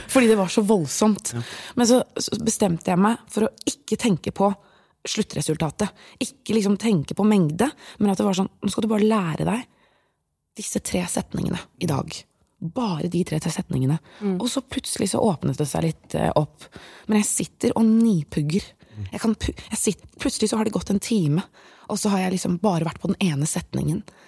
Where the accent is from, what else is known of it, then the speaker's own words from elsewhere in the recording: Bærum, Akershus, Norway; first language Persian and Norwegian; født og oppvokst i Bærum